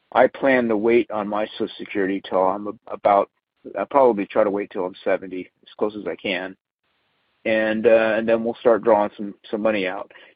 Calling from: San Antonio, Texas, United States; I'm calling from the San Antonio, Texas area

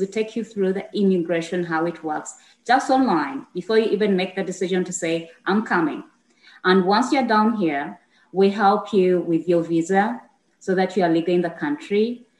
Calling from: Uganda; I'm coming in from Expat Assist Uganda. I'm happy to be here. Thanks for accepting my invitation. Yes, I reached out because I believe I have something great to share with the rest of the world, especially coming in down here from Uganda.

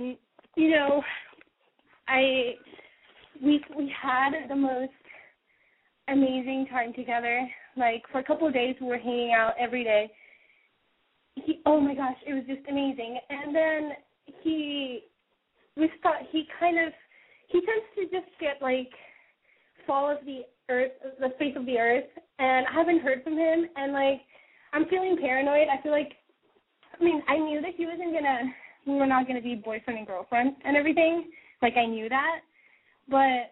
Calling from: Sacramento, California, United States; I'm calling from Sacramento

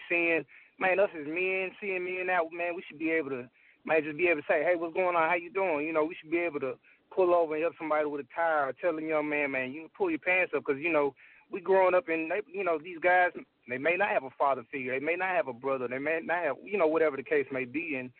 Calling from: Memphis, Tennessee, United States; Oh, I'm in Memphis right now.

